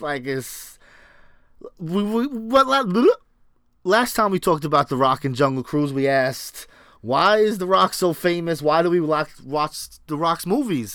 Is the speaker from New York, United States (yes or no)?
yes; New York, United States; I'm from New York